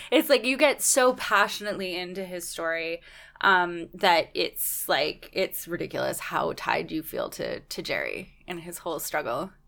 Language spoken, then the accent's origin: English; Canada